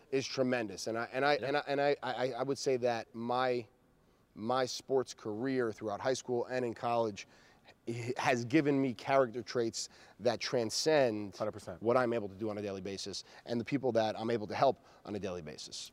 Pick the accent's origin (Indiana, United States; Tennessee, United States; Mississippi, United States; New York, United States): New York, United States; I am a New Yorker through and through